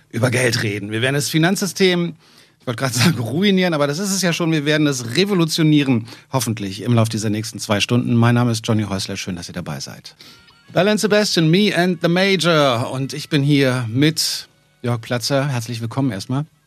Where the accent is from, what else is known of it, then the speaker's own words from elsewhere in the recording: Nuremberg, Bavaria, Germany; moved away as an adult; now in Berlin, Germany; Nee, ich bin gebürtiger Nürnberger.